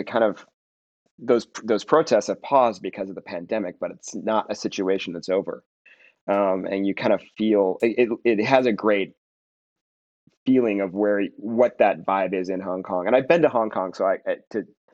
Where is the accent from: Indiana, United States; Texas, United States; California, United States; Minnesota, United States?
Minnesota, United States; Minneapolis; now in Los Angeles, United States; I grew up in Minneapolis